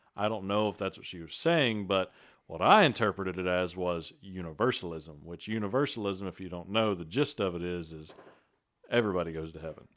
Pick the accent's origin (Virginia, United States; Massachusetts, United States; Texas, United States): Texas, United States; Vidor; born or raised there; also born or lived in Beaumont, Texas